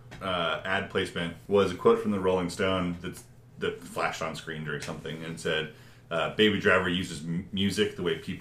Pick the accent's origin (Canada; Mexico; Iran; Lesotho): Canada; now in United States; as Canadian immigrants